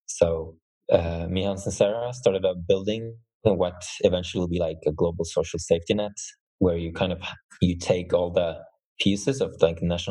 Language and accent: English; Norway; I'm from Norway